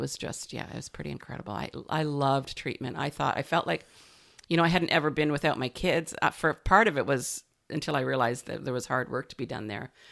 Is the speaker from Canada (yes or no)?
yes; Canada; also born or lived in Sunshine Coast, British Columbia / Victoria, British Columbia; being a Canadian